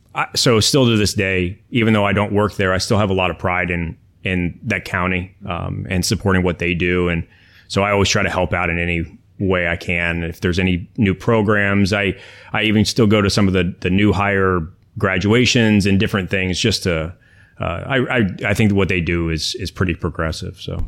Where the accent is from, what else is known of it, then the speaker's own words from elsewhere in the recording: United States; also born or lived in Miami, Florida; now in Orlando, United States; I grew up actually right outside of D C. and came back down here to Florida